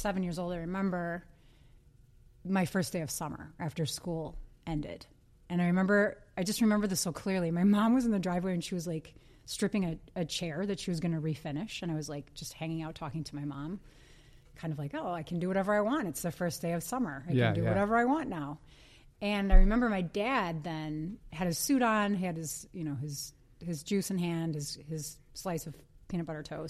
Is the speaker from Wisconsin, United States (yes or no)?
yes; Green Bay, Wisconsin, United States; now in Minneapolis, United States; I grew up in Green Bay